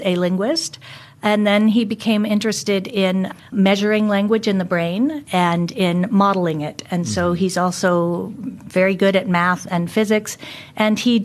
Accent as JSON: {"language": "English", "country": "United States", "also_born_or_lived": "Australia / Germany / United Kingdom", "accent": "American", "moved": "as an adult", "said": "I'm an American, obviously, from my accent, but I haven't lived there in 25 years."}